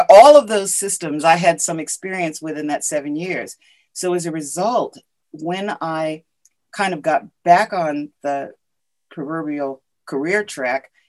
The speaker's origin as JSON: {"language": "English", "town": "Ashford", "region": "Connecticut", "country": "United States", "tie": "born or raised there", "also_born_or_lived": "Willimantic, Connecticut / Madrid, Spain", "said": "I grew up in Ashford, Connecticut. Um, my I was, you know, uh, born in Willimantic uh, and uh, grew up in Ashford. My dad was in the service at the time."}